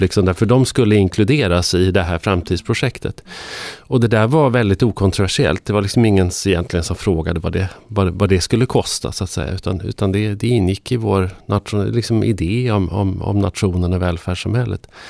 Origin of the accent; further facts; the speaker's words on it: northern Sweden, Sweden; norra Sverige, för det är där jag kommer ifrån